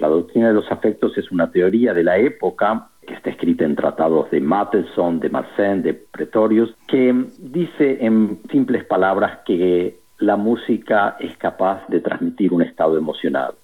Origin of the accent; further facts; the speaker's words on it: Argentina; moved away as an adult; also born or lived in Freiburg, Germany / Toronto, Canada / Miami, United States / Texas, United States; now in Portland, United States; Me fui de Argentina hace más de 25 años, estudié en Freiburg, en Alemania, luego estuve dos años en Toronto, en Canadá